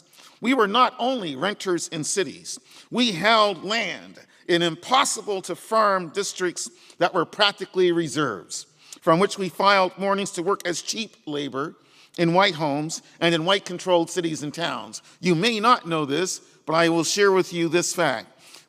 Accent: Nova Scotia, Canada; the historical black settler population of Nova Scotia, and that's where I'm from. On my mother's side, if we leave out my indigenous connections, I'm seventh generation Canadian as a result of black Americans who fled to Nova Scotia

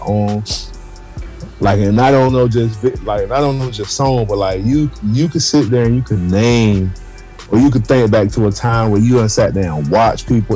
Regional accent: Gardena, California, United States; I grew up in Gardena in the hood

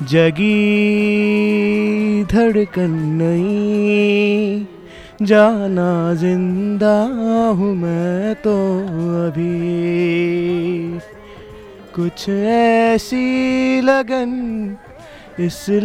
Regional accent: Gorakhpur, Uttar Pradesh, India; जी मैं गोरखपुर का रहने वाला हूँ

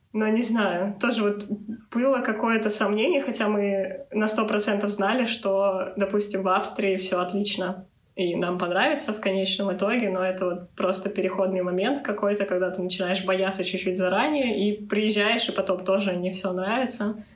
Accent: Moscow Oblast, Russia; moved away; я всего лишь из Московской области

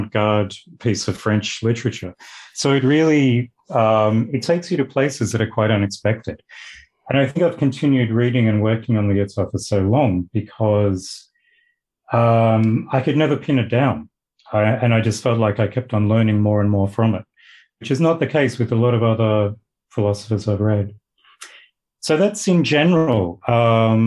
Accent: Australia; moved away as an adult; now in Dundee, United Kingdom; I'm from Australia, as you may or may not be able to tell from my accent

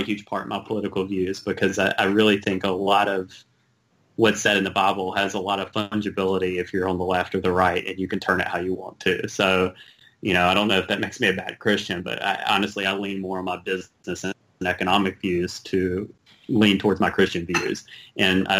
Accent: American South, United States; accent: Southern; moved away as an adult; also born or lived in Los Angeles; I grew up in a Southern Baptist church

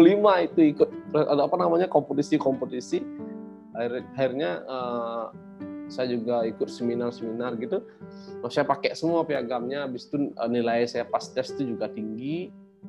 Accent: Batuan, Bali, Indonesia; saya itu, eh, lahir di Desa Batuan, di desa yang penuh dengan kesenian

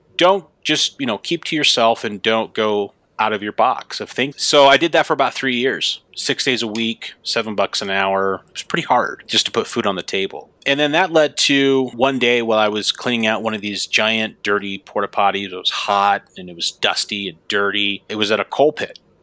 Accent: Gillette, Wyoming, United States; that's where I'm, where I'm from, Gillette, Wyoming.

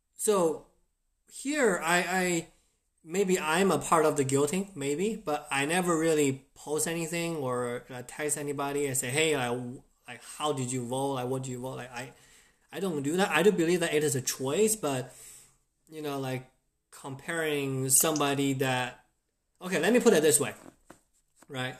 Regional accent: China; now in United States; I grew up in China

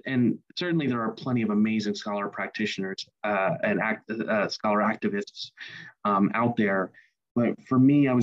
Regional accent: Ohio, United States; my hometown in Ohio

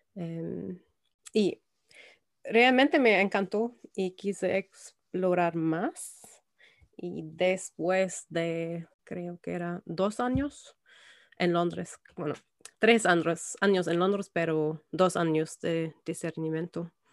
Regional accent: Germany; Spanish is a second language; moved away as an adult; also born or lived in London; now in Belfast, United Kingdom; crecí en Alemania y viví eh, allá hasta los 22 años.

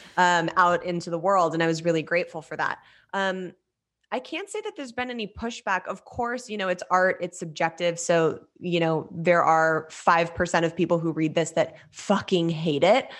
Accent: Los Angeles, California, United States; I grew up in Los Angeles, uh, born and raised

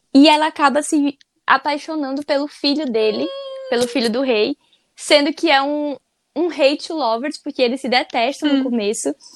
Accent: Brazil; a gente é brasileiro

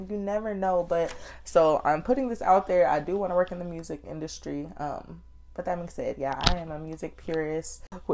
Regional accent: Austin, Texas, United States; I am from Austin, Texas. I was born and raised

